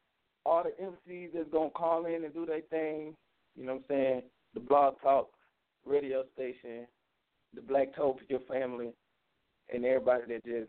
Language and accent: English; Salt Lake City, Utah, United States; from Salt Lake City, Utah.